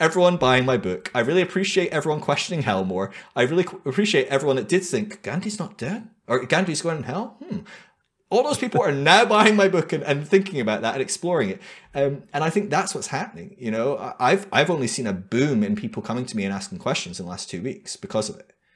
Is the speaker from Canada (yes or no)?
no; United Kingdom; moved away; also born or lived in United States; being a Brit in a alt-right wing charismatic church in America